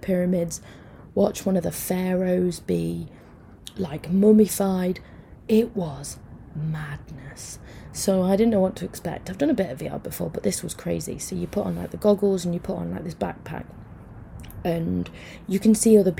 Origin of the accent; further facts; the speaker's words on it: Mansfield, East Midlands, United Kingdom; I'm from Mansfield.